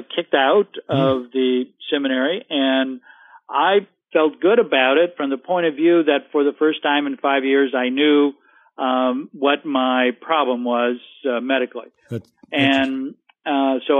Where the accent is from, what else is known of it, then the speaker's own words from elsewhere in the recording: Central California, United States; I'm from California, Central California, raised on a dairy farm